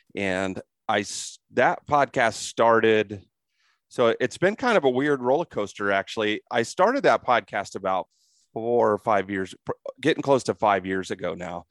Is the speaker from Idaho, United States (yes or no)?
no; Crawfordsville, Indiana, United States; moved away; also born or lived in Darlington, Indiana; I was born and raised in Indiana as a Midwest guy.